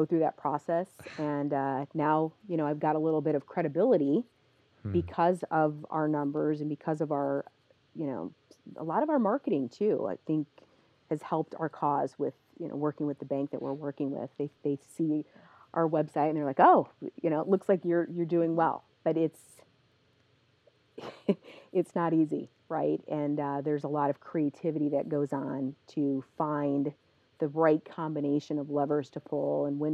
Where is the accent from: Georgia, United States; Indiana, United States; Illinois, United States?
Indiana, United States; Northwest; I'm from Northwest Indiana, so I really wanted to bring a float center to my home.